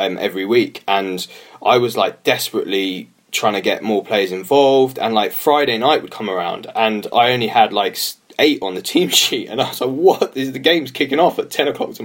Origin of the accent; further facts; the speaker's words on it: London, United Kingdom; moved away as an adult; also born or lived in Liverpool; I'm from London, grew up just around the corner from Highbury, but my dad was from Merseyside.